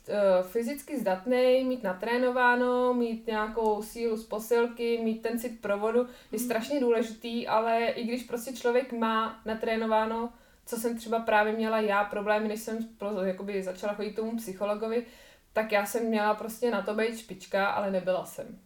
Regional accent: Czechia; u nás v Čechách

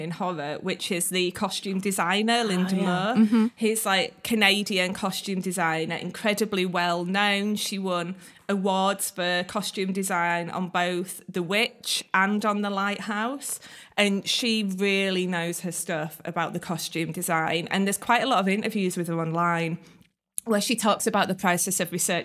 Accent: Leeds, Yorkshire and the Humber, United Kingdom; Leeds is kind of further inland where I grew up

